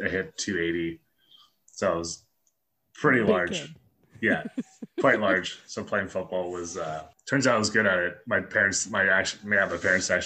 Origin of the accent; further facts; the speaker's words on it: Surrey, British Columbia, Canada; also born or lived in North Delta; I grew up in Surrey, and then in grade 5 I moved to North Delta, so like Surdell area.